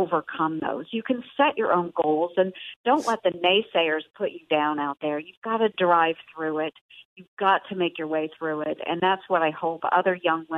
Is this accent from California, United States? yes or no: no; Southwest Iowa, United States; I'm from Southwest Iowa, a very rural county